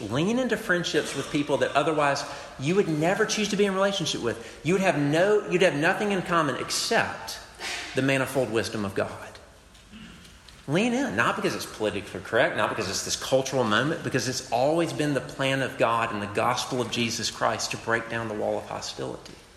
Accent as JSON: {"language": "English", "country": "United States", "said": "I, I love being American"}